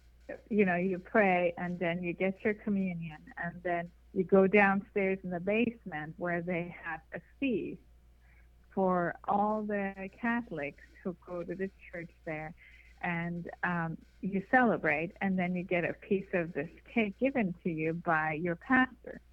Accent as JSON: {"language": "English", "country": "Iran", "tie": "born or raised there", "also_born_or_lived": "Hollywood", "moved": "as an adult", "lives_now": "United States", "said": "I'm Persian. I was born and raised in Iran"}